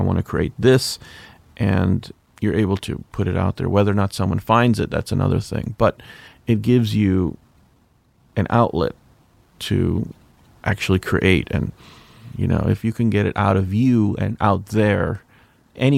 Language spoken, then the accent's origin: English; Chicago, Illinois, United States; I'm originally from Chicago